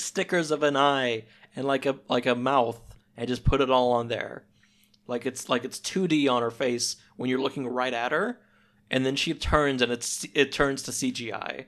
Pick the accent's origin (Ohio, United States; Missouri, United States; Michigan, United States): Missouri, United States; We don't have deserts out here.